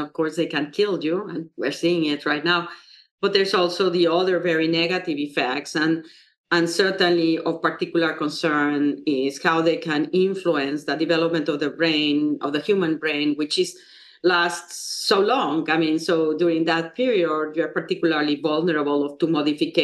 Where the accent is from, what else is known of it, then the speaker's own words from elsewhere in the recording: Mexico; now in United States; I come from Mexico, where there's a lot of poverty